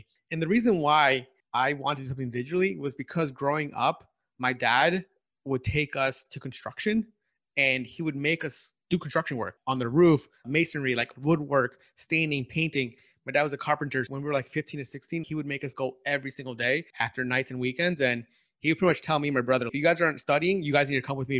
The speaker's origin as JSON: {"language": "English", "area": "Long Island", "region": "New York", "country": "United States", "tie": "born or raised there", "also_born_or_lived": "San Francisco", "moved": "as an adult", "said": "I'm from New York. So I grew up in New York City, specifically Long Island."}